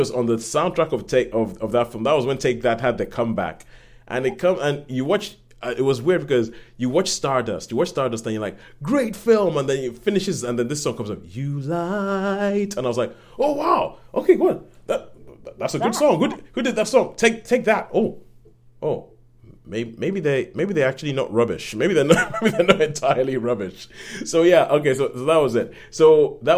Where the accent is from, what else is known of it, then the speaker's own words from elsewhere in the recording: Nigeria; moved away; I grew up in Nigeria